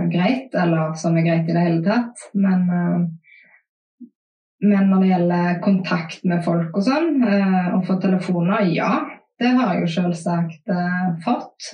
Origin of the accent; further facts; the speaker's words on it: Haugesund, Rogaland, Norway; vi i Haugesund